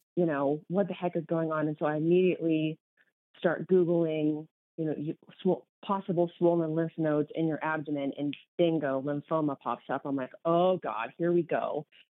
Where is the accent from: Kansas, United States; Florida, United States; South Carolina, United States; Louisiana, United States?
Kansas, United States; moved away as an adult; also born or lived in Minneapolis; now in New Mexico, United States; I am was born and raised in Kansas. So, huge Kansas girl